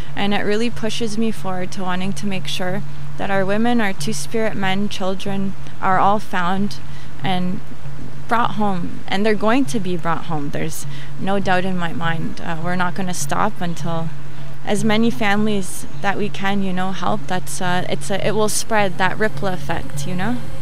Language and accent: English; Toronto, Ontario, Canada; I'm from Toronto